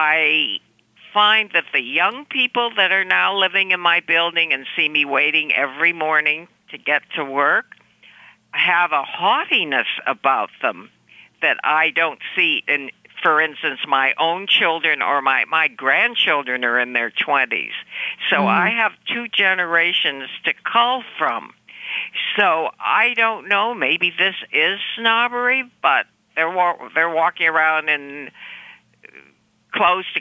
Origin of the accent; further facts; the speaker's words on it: Chicago, Illinois, United States; I come from Chicago, which is a big town